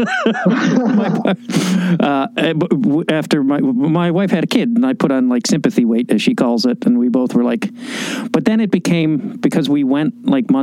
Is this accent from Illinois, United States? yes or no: yes; Chicago, Illinois, United States; now in Los Angeles, United States; I grew up in Chicago, and then I moved to L.A.